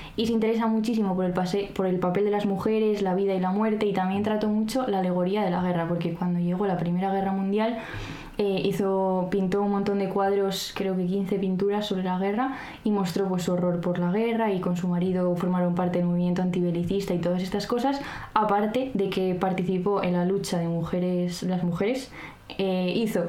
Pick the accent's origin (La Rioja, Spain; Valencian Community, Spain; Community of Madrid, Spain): La Rioja, Spain; Arnedillo; yo soy de Arnedilla, entonces soy ratón de campo